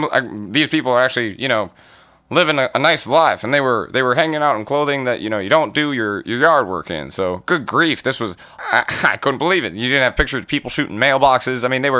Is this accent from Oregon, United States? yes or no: no; Bodine, Alabama, United States; Now, I'm from Bodine, Alabama.